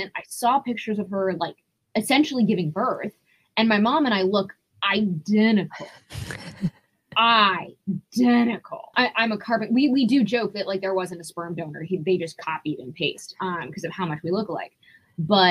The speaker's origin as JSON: {"language": "English", "town": "Rye", "region": "New York", "country": "United States", "tie": "born or raised there", "said": "I grew up in Rye, New York specifically"}